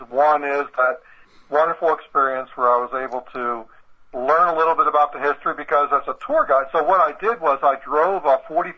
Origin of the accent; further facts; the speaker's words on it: rural south central Pennsylvania, United States; I grew up in Pennsylvania, in rural Pennsylvania, south central Pennsylvania